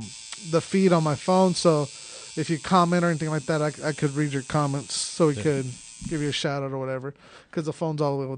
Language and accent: English; Philippines; this Filipino dude has some really good, and I'm Filipino.